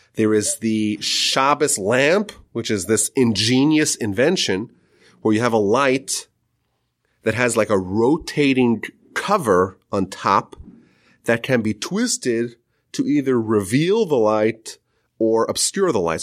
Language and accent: English; Northeast, United States; I grew up in the Northeast